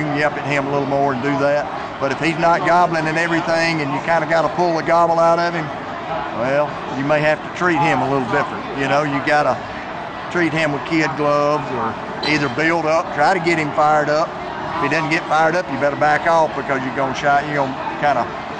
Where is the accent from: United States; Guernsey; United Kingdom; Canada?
United States; Livingston, Alabama; But I'm from Livingston, Alabama. I've been turkey hunting since I was 10 years, well, I went with my dad the first time when I was 4.